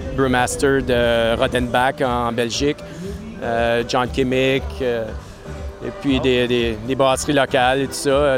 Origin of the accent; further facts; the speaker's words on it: Maniwaki, Quebec, Canada; moved away as an adult; also born or lived in Gatineau / Montreal / Japan; je viens de Gatineau, d'ailleurs. je viens de Maniwaki. Je suis né à Maniwaki